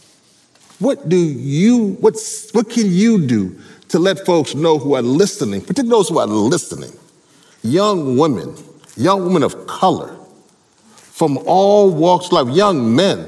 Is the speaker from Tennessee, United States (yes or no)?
no; Louisiana, United States; I'm from Louisiana, my parents are all from Trinidad